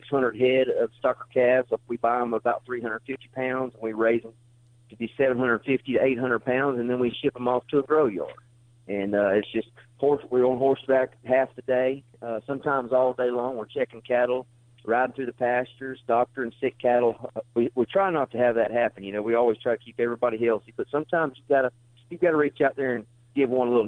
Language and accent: English; Florida, United States; moved away as an adult; now in Alabama, United States; I'm originally a Florida boy. I grew up down in Florida and on the citrus grove and landscape nurseries